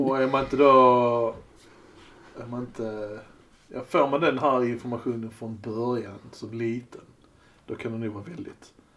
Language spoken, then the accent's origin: Swedish; Sweden; Vi är svenskar